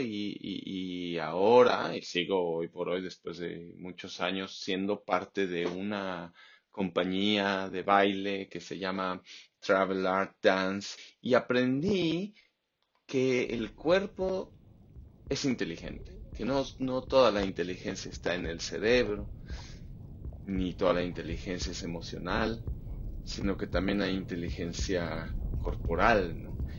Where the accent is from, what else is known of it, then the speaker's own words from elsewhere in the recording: Mexico City, Mexico; moved away as an adult; also born or lived in Baja California; now in Australia; yo crecí en la Ciudad de México, me fui en cuanto pude